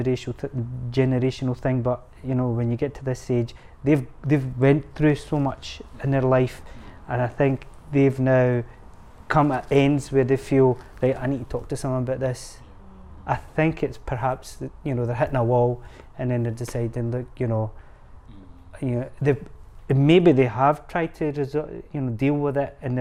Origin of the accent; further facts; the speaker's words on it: Scotland, United Kingdom; I see myself as Scottish. Yeah, Pakistani origin